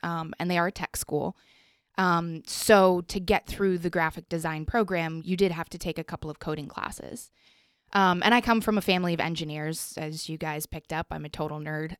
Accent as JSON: {"language": "English", "town": "Colorado Springs", "region": "Colorado", "country": "United States", "tie": "born or raised there", "moved": "yes", "said": "I grew up in Colorado, so there was definitely a lot more open space"}